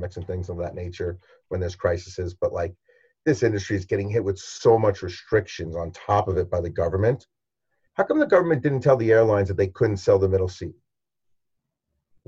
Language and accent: English; New York City, New York, United States; I'm a New Yorker